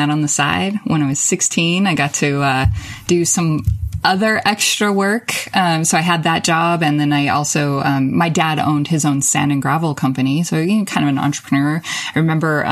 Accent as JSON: {"language": "English", "region": "Nevada", "country": "United States", "tie": "born or raised there", "also_born_or_lived": "Las Vegas, Nevada / San Francisco, California", "said": "I grew up in very rural Nevada. I was born in Vegas, but moved to rural Nevada with my family in fifth grade."}